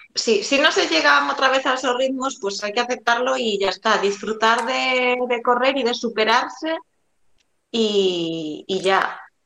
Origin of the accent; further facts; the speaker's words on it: A Coruña, Galicia, Spain; soy de, de La Coruña